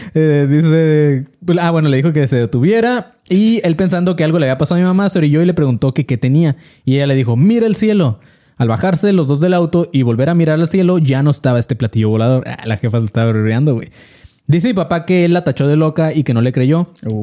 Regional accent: Colima, Mexico; yo soy de Colima

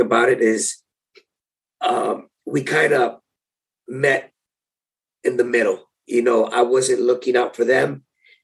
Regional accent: San Diego, California, United States; being in my hometown

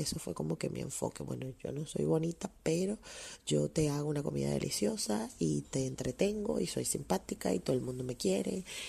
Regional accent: Venezuela; venimos de una sociedad ah, como la venezolana

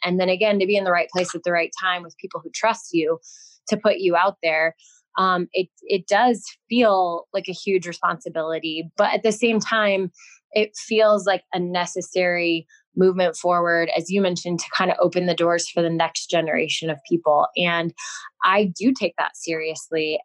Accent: Denver, Colorado, United States; moved away; also born or lived in Los Angeles / San Diego; growing up in Denver, obviously we had the Rockies on TV

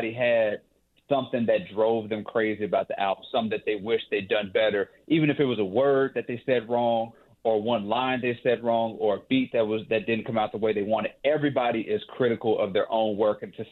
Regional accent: Mississippi, United States; I'm from Mississippi.

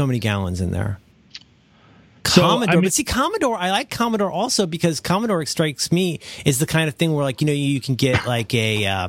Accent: Cincinnati, Ohio, United States; we're from Cincinnati, the part of Cincinnati that's basically Kentucky.

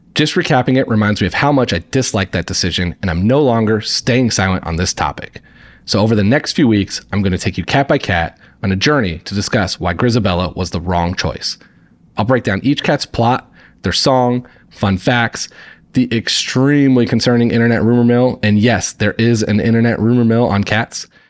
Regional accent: Indiana, United States; moved away as an adult; now in New York City, United States; I grew up in Indiana and lived in Indiana until two thousand sixteen when I moved to New York for a job

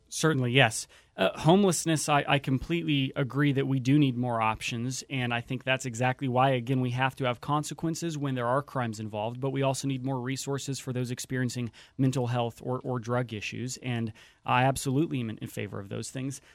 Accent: Whatcom County, Washington, United States; I grew up in Whatcom County.

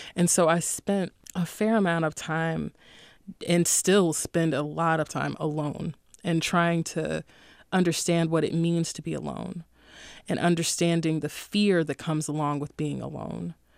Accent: Durham, North Carolina, United States; I'm from Durham, North Carolina

